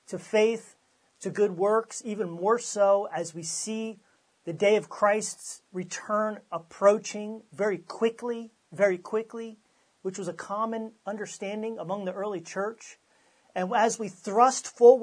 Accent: United States; as myself, as an American

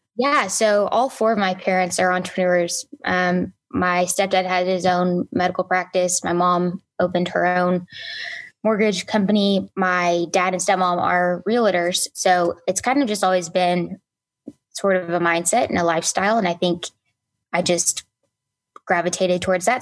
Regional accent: Enid, Oklahoma, United States; also born or lived in Atlanta / San Antonio / Edmond; I was in Enid from third grade to literally Christmas break of my junior year

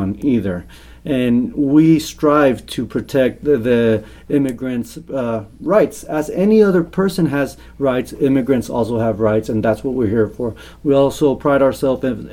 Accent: the Rio Grande Valley, Texas, United States; also born or lived in Miami; I grew up in the Valley. I was raised in the Valley

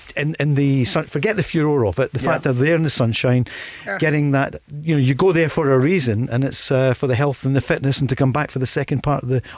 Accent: Scotland, United Kingdom; We're Scottish.

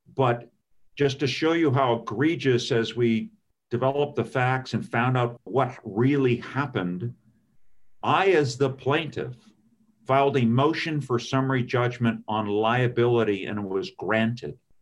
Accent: California, United States; moved away as an adult; now in Maryland, United States; I grew up in California

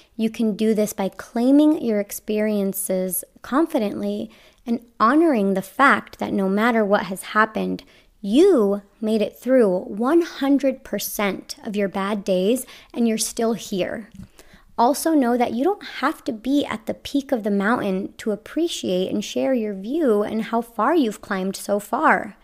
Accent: Las Vegas, Nevada, United States; I grew up in Las Vegas

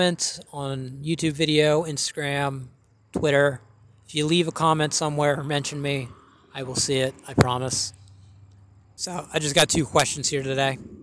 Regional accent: West Virginia, United States; I'm not from Florida. I'm from West Virginia

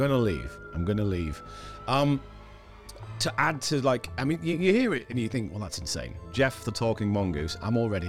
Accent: Scarborough, Yorkshire and the Humber, United Kingdom; I was born in Scarborough, which is a little seaside town.

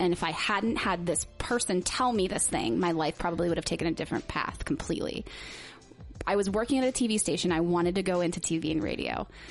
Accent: West Virginia, United States; And I grew up, I moved all over the place, but essentially I grew up in West Virginia in a Baptist church with like no exposure to any culture anywhere.

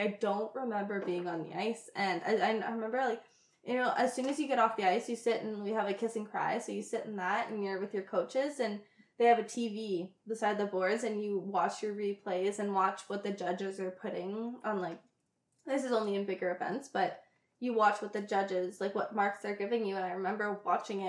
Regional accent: Ontario, Canada; I was from Ontario, I skated in Quebec

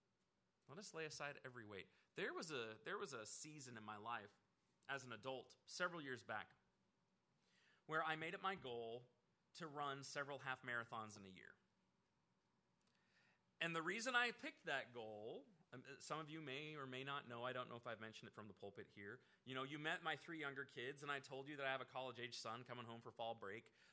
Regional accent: Oregon, United States; moved away; I grew up out in Oregon, so we had like everything you could possibly have.

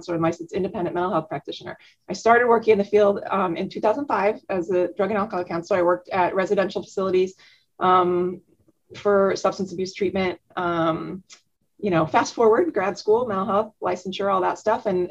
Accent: Omaha, Nebraska, United States; growing up in Omaha

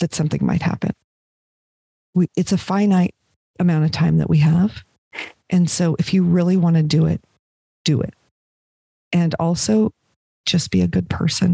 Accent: Los Angeles, California, United States; moved away as an adult; I was raised in Los Angeles where, you know, you can never be too rich or too thin was the thing

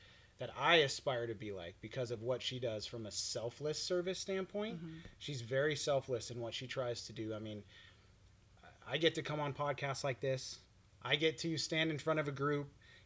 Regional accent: Florida, United States; also born or lived in Montana; I was born in Montana, but raised in Florida and grew up right next to her in our same little town.

